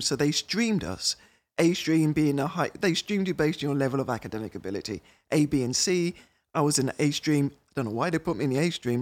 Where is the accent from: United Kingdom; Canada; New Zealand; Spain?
United Kingdom; moved away as an adult; now in Minnesota, United States; I'm British